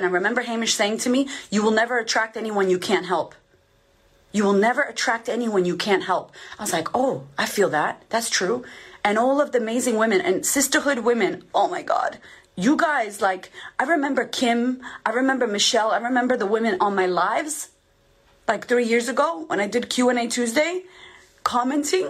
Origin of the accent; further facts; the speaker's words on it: Boston, Massachusetts, United States; I'm a chick from Boston, from the hood, who had no money, no, I had food stamps, I grew up messed up